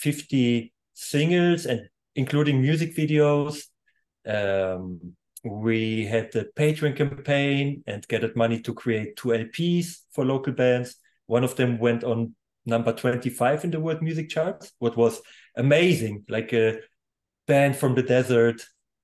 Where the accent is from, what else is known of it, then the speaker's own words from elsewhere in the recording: Germany; first language German; English is a second language; now in Poland; I was born in Poland, and before the Berlin Wall fall, I was a half year old or young at this time. My parents left Poland. They actually fled over the Berlin Wall, and I grew up in Germany completely. So German is even my primary language